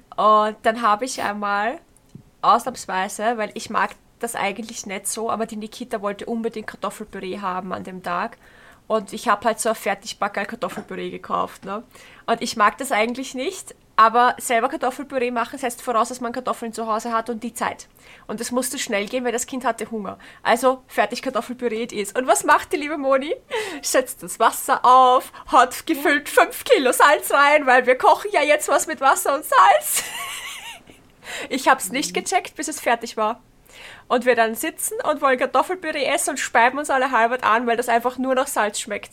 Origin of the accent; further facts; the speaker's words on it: Bruck an der Leitha, Lower Austria, Austria; ich komme ja ähm, ursprünglich aus Bruck an der Leiter.